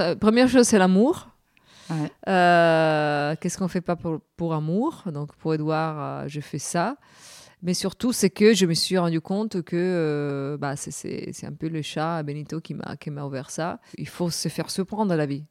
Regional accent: Cagliari, Sardinia, Italy; French is a second language; now in Paris, France; de Cagliari, de, la ville d'où je suis née, en Sardaigne

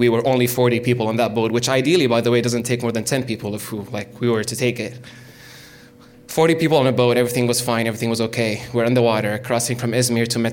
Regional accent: Damascus, Damascus Governorate, Syria; moved away as an adult; also born or lived in Riyadh, Saudi Arabia; I'm Syrian from Damascus, the capital.

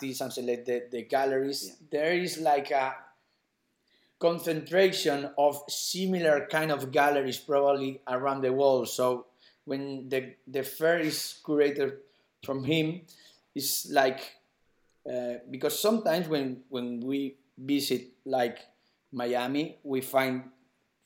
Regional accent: Madrid, Community of Madrid, Spain; I'm from Madrid from three generations back

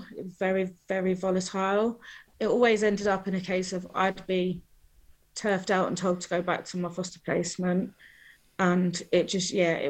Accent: Newcastle, North East England, United Kingdom; also born or lived in London; I started off in Newcastle.

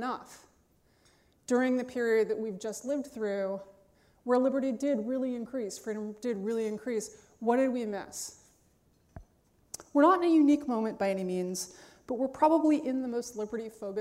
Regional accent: New York City, New York, United States; I grew up on the Upper West Side of Manhattan

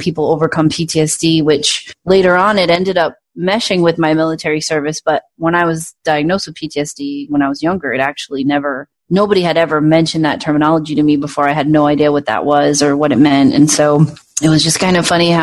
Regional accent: Providence, Rhode Island, United States; moved away as an adult; now in Phoenix, United States; I was born in Providence and I grew up there until I was 19 and then I moved away

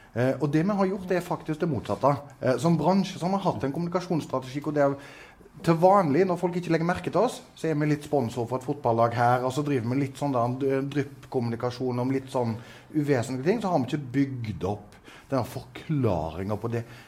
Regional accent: Southwestern Norway, Norway; Jeg vokste opp på Sør-Vestlandet

